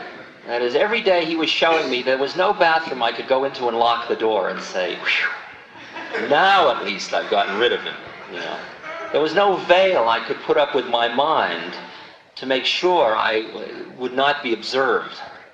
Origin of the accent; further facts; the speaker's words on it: California, United States; No, Maharaji, I'm from California.